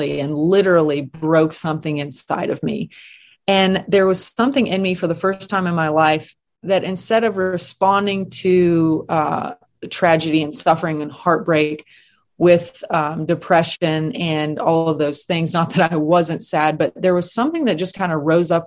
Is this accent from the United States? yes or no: yes; Appalachian Mountains, United States; moved away; I'm from the Appalachian Mountains